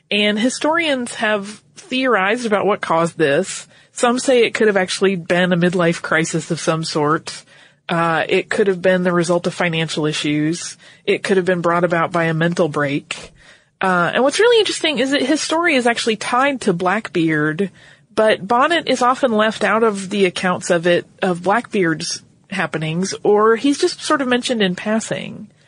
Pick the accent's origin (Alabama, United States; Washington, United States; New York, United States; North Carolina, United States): North Carolina, United States; because I grew up in North Carolina.